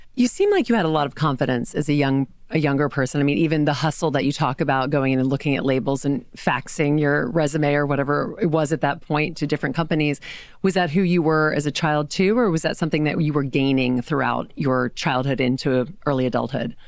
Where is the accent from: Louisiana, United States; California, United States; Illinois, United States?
Louisiana, United States; now in New York City, United States; I grew up in Louisiana